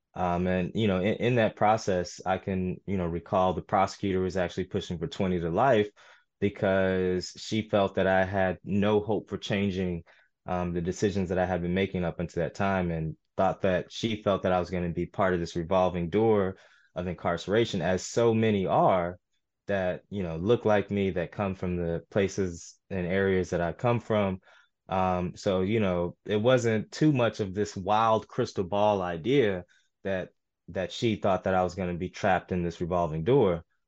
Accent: St. Louis, Missouri, United States; I was born in Saint Louis, uh, an area called U City

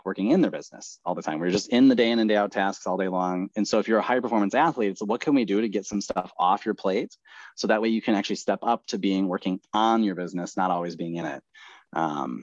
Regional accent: Midwest, United States; I grew up in the Midwest

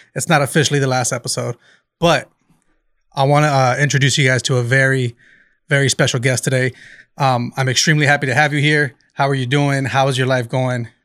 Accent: Bakersfield, California, United States; raised in Bakersfield.

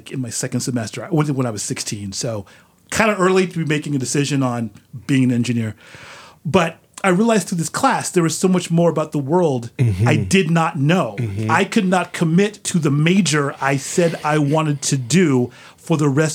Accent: San Francisco Bay Area, California, United States; I'm from the Bay Area.

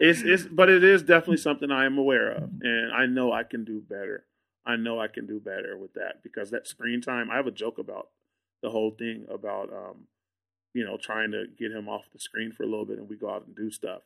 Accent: Austin, Texas, United States; I'm from Austin. Like, I live in Austin.

